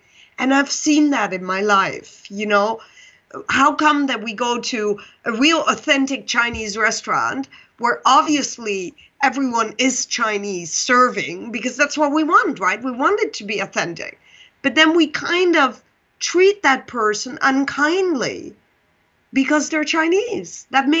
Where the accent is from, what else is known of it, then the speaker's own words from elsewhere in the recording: Pakistan; born there; So for your listeners, I was born in Pakistan, and they think it was my biological mother that brought me to the orphanage.